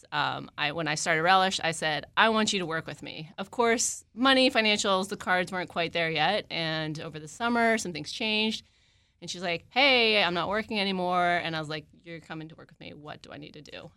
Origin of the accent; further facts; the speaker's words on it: Maryland, United States; moved away as an adult; also born or lived in West Coast; I am also a Maryland native. I grew up in the area.